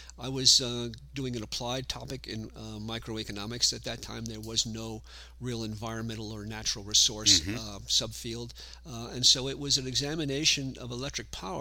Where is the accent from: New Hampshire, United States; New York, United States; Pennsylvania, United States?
New York, United States; Katonah; moved away as an adult; also born or lived in Queens, New York City; So I was born in New York City, in Queens. Was there until I was, I suppose, 9 or 10, and then moved north of the city into Westchester County. And grew up there